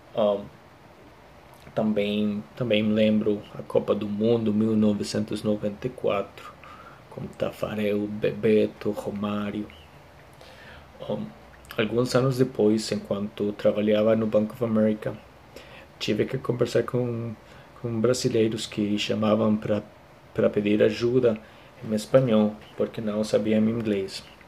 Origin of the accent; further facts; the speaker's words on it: Costa Rica; Portuguese is a second language; eu sou da Costa Rica